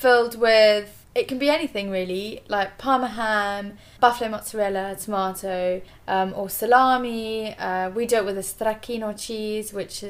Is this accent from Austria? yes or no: no; South Africa; also born or lived in Zimbabwe; So, I'm half Italian, half English. Born and brought up in South Africa and Zimbabwe.